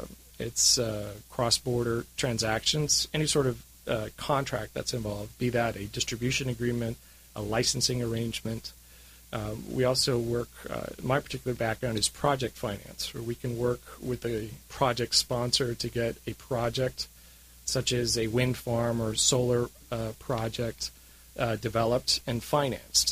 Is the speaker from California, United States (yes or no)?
yes; San Diego, California, United States; also born or lived in Madrid; As a kid growing up in San Diego, I learned Spanish at a very early age